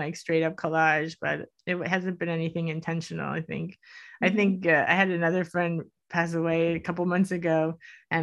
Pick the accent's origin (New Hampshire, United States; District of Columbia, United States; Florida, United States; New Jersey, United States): Florida, United States; Miami; I grew up in Miami